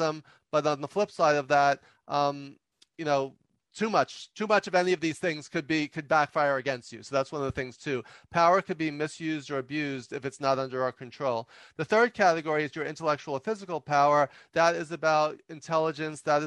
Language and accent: English; New York, United States; I'm from New York